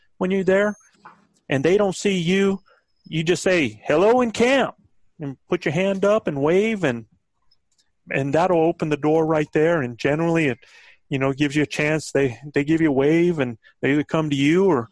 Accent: the South, United States; I'm from the South

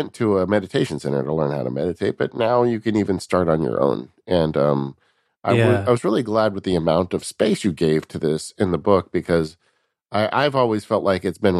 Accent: California, United States; I'm from California, guys. Guacamole is our national food here.

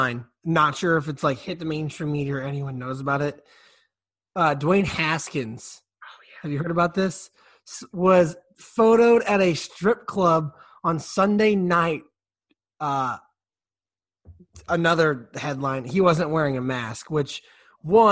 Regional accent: St. Louis, Missouri, United States; We're from St. Louis

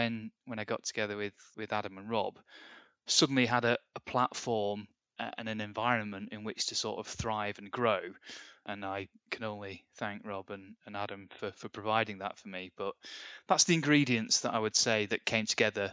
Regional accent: Bury, North West England, United Kingdom; Born in Bury. I like to say Lancashire, even though they moved the boundaries in 1974, just before I was born, and it became Greater Manchester. But still Lancashire to me. I grew up in the Northwest.

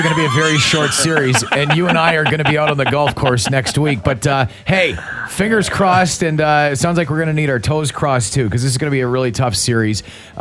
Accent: Winnipeg, Manitoba, Canada; I'm from Winnipeg

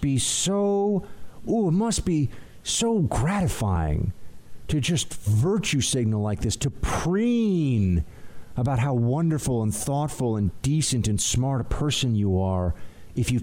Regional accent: New York City, New York, United States; as a New Yorker, as an American

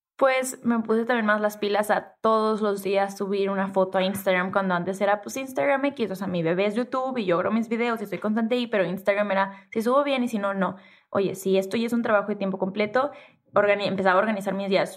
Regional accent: Tijuana, Baja California, Mexico; accent: norteña, pocha; soy norteña y crecí en Tijuana y soy de frontera y hablo súper pocha

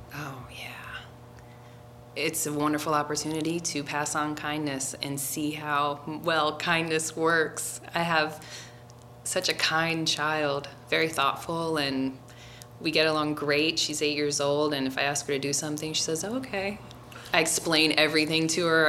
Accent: Forest Park, Ohio, United States; moved away; also born or lived in Colorado; I grew up in Forest Park, and that was one of the suburbs of Cincinnati

